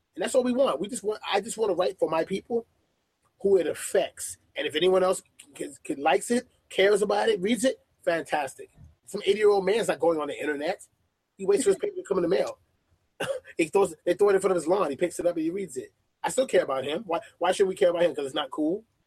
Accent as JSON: {"language": "English", "town": "New York City", "region": "New York", "country": "United States", "tie": "born or raised there", "also_born_or_lived": "Atlanta, Georgia / Lafayette, Alabama", "moved": "as an adult", "lives_now": "Georgia, United States", "said": "growing up in Brooklyn, New York, I had five daily newspapers to choose from"}